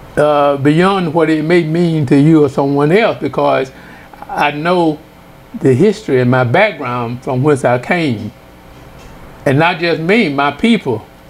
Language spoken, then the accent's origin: English; Mansfield, Louisiana, United States; I grew up in DeSoto Parish, a small town called Mansfield, Louisiana